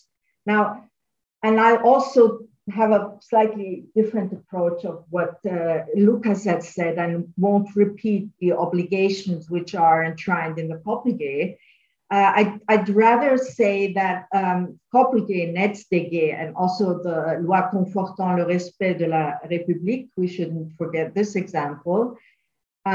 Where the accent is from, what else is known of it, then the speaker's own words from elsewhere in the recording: Austria; I'm from Austria